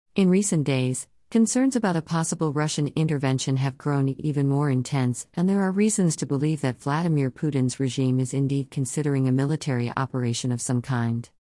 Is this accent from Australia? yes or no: no; India; As an Indian